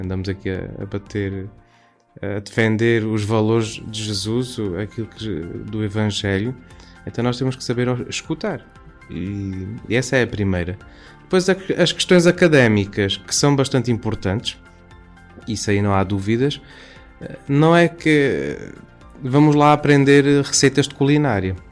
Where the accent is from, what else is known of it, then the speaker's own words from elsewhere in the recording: Campo Maior, Alentejo, Portugal; sou natural de Campo Maior, Alentejo